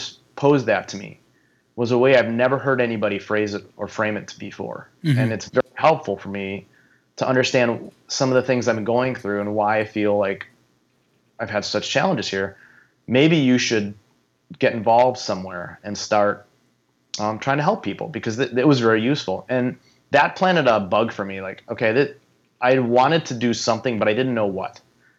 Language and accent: English; Minnesota, United States; Like, well, I don't know her, but I know of her. I'm from Minnesota.